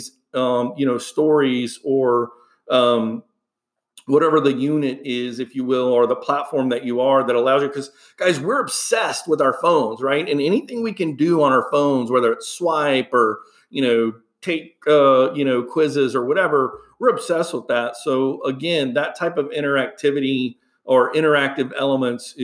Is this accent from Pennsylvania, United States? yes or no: no; Houston, Texas, United States; moved away; I grew up in Houston, Texas